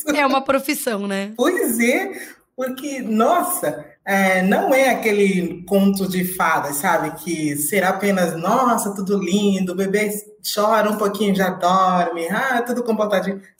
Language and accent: Portuguese; Angola; moved away as an adult; now in Brazil; uhum. sou angolana, eh, estou aqui no Brasil já há uns 12 anos